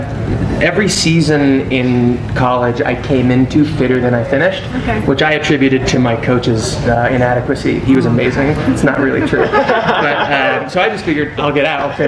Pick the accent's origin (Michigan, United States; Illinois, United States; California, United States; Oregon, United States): California, United States; Santa Barbara; I'm from Santa Barbara, which is the new Flagstaff